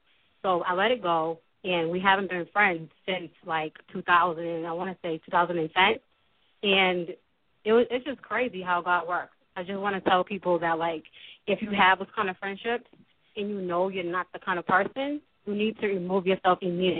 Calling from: Boston, Massachusetts, United States; I'm calling from Boston.

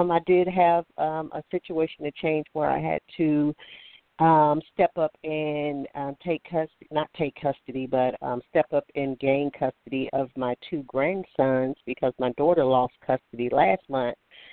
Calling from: Alabama, United States; I'm calling from Alabama.

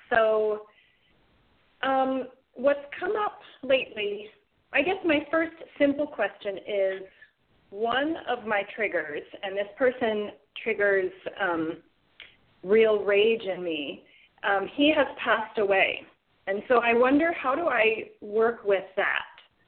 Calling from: Wilmington, North Carolina, United States; I'm calling from Wilmington, North Carolina.

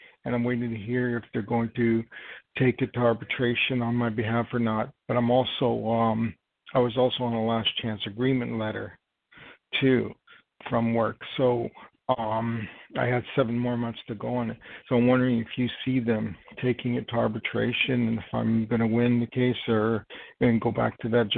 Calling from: New York, United States; I'm calling from New York. And my date of birth is 8/10/59.

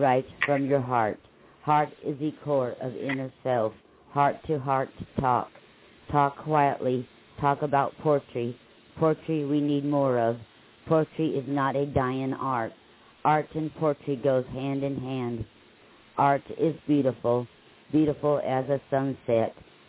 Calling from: Lake Wales, Florida, United States; I'm from Lake Wells, Florida.

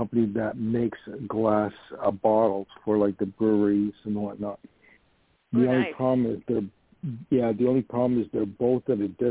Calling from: New York, United States; I'm calling from New York

